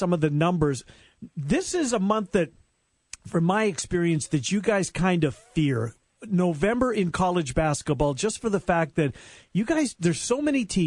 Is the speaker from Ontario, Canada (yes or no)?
no; Winnipeg, Manitoba, Canada; moved away; a lot of folks from my hometown are descending